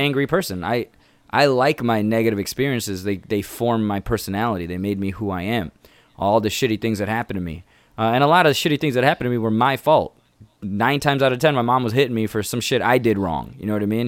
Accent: Indiana, United States; first language English; now in Chicago, United States; I'm from here

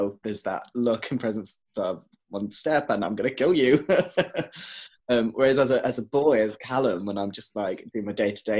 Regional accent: Wolverhampton, West Midlands, United Kingdom; now in Leeds, United Kingdom; my hometown in Wolverhampton

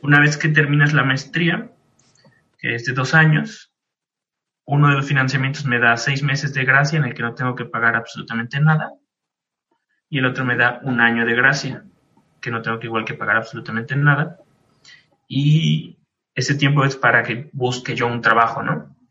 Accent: Mexico; moved away as an adult; now in Munich, Germany; llegué a México

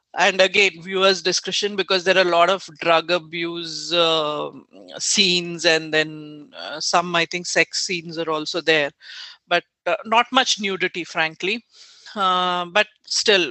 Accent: India; as an Indian

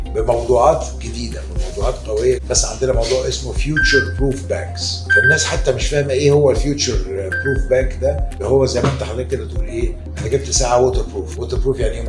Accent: Egypt; عندنا في مصر

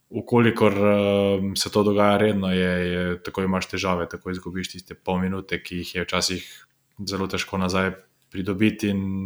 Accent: Slovenia

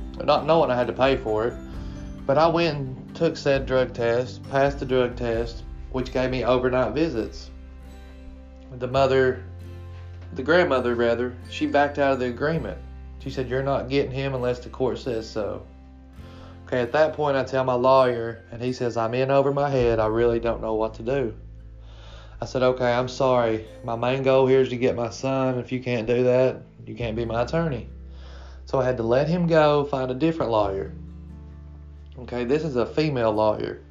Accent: Kentucky, United States; I'm 35 from Kentucky

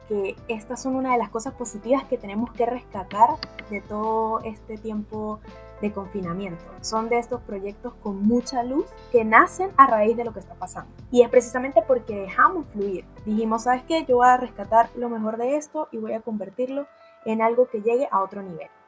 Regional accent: Venezuela; now in Santiago, Chile; nací en Venezuela y actualmente vivo en Santiago de Chile.

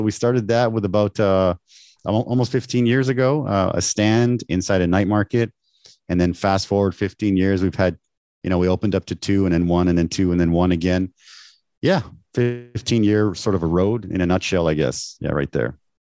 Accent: Canada; moved away as an adult; now in Taiwan; I was born in Canada. My parents are from Mexico.

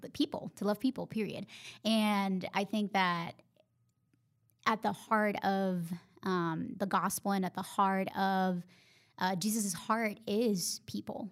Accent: Honduras; English is a second language; moved away as an adult; now in Charlotte, United States; I went to school and college in my home country

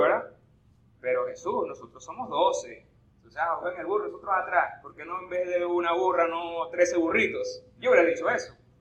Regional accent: Eastern Shore of Lake Maracaibo, Zulia, Venezuela; accent: maracucho; Soy de la costa oriental del lago

